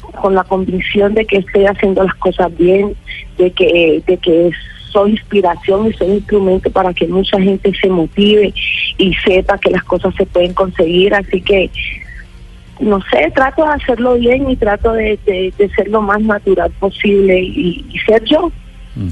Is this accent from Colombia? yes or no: yes; Colombia; soy de Colombia